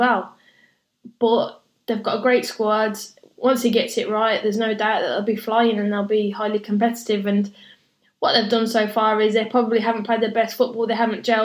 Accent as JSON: {"language": "English", "town": "Birmingham", "region": "West Midlands", "country": "United Kingdom", "tie": "born or raised there", "said": "as a Brummie girl"}